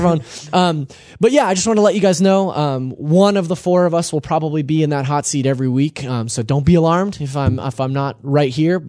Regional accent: California, United States; Yeah, no. I'm from the Central Valley.

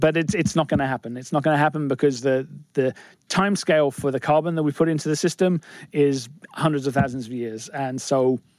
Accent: England, United Kingdom; So I'm English

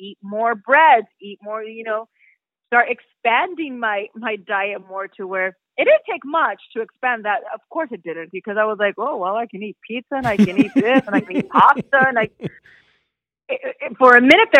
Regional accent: United States; also born or lived in Mexico; me being Mexican American and going back to Mexico, you know, and starting my career from there as an actress

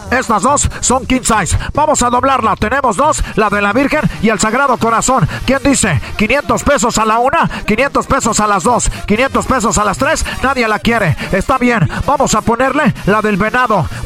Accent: Ecatepec, State of Mexico, Mexico; Nosotros somos del Estado de México, de allá de ah, Ecatepec.

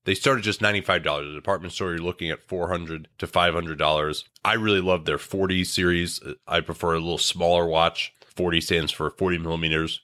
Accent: Chicago, Illinois, United States; I grew up in Chicago

